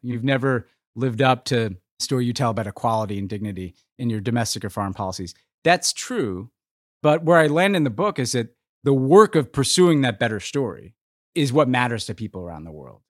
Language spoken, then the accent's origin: English; United States